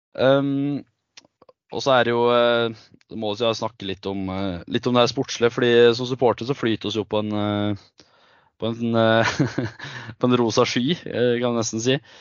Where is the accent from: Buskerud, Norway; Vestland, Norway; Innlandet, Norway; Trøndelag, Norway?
Innlandet, Norway; Gudbrandsdalen; jeg er fra Gudbrandsdalen, men jeg har to foreldre som er ifra Nord-Troms